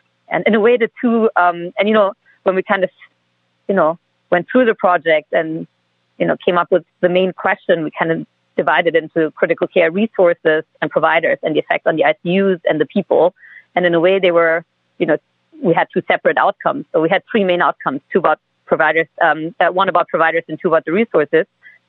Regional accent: Germany; I'm originally from Germany.

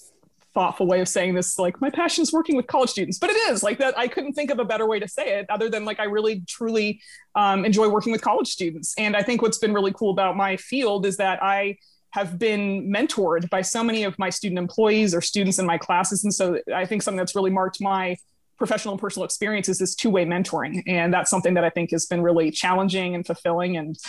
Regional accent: Southeast, United States; moved away as an adult; also born or lived in Georgia / Florida; now in Salt Lake City, United States; Being from the Southeast is a huge part of my identity.

